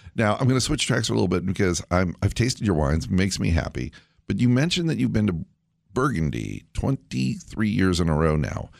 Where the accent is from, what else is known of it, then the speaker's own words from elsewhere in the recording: Central California, United States; Blair and I grew up together in Central California